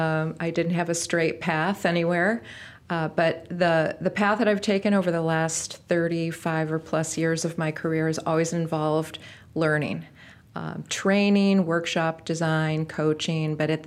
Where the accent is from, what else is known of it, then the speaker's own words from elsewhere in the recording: Rockford, Illinois, United States; And I decided to come back to Rockford, which is my hometown where I grew up, and see if it was going to work.